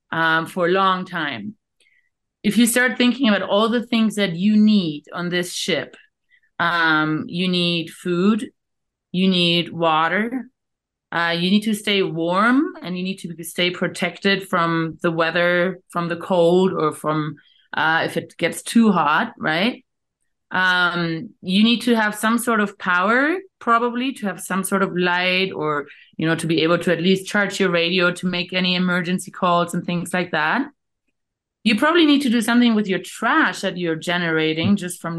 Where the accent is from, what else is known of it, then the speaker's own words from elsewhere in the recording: Canary Islands, Spain; moved away; also born or lived in Australia / South Africa / Namibia; I'm originally from the Canary Islands, and uh, worked actually in the corporate world for a while, um, then lived in Australia for a while, lived in South Africa and Namibia for a while